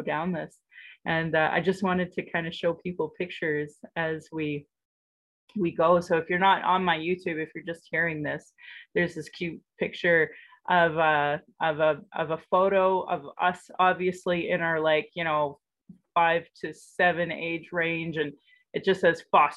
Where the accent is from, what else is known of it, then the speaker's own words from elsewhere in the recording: Sylvan Lake, Alberta, Canada; also born or lived in Calgary, Alberta; I grew up in Sylvan Lake